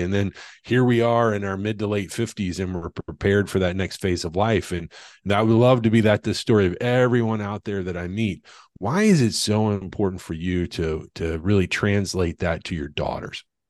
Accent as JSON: {"language": "English", "region": "the Ozarks", "country": "United States", "tie": "born or raised there", "said": "I'm from the Ozarks, and you know, to be honest, money was qu- quite frankly was very rare period amongst anyone in the community"}